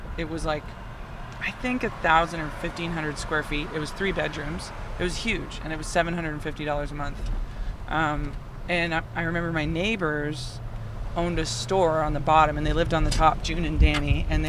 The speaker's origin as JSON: {"language": "English", "town": "Waterdown", "region": "Ontario", "country": "Canada", "said": "I'm from Waterdown."}